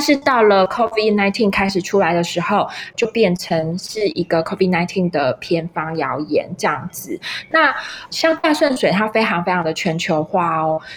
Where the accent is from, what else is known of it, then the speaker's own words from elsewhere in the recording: Taiwan; accent: Taiwanese Mandarin (台湾国语); 大概跟我的口音有点像，就是台湾国语